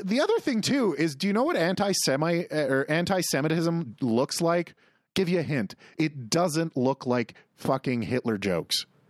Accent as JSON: {"language": "English", "area": "near the Corner Gas set", "region": "Saskatchewan", "country": "Canada", "tie": "born or raised there", "said": "the set is literally half an hour from my hometown"}